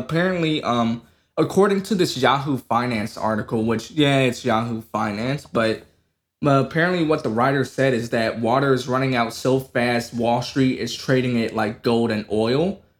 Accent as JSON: {"language": "English", "country": "United States", "said": "You can't fault me for being American."}